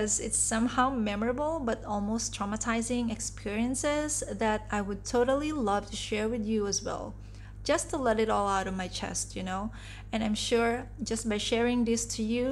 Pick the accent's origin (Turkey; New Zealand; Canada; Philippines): Philippines; also born or lived in Singapore / Dubai, UAE; now in Kuala Lumpur, Malaysia; I'm originally from the Philippines